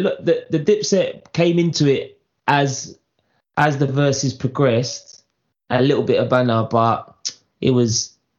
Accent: New York, United States; I'm from New York, bruv.

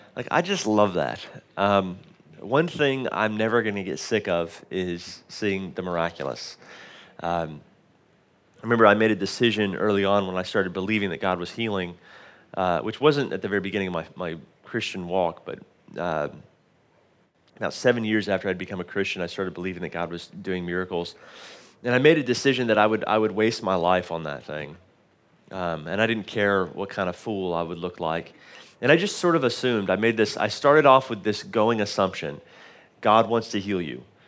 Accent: Dallas, Texas, United States; moved away; we didn't grow up here on the island. My mom lives here now and, uh, but we grew up in Dallas, Texas

